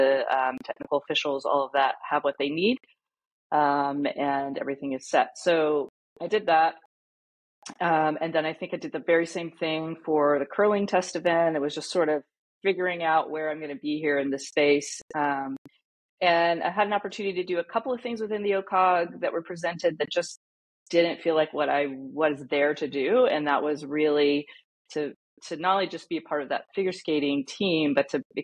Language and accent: English; Atlanta, Georgia, United States; Atlanta, which was my hometown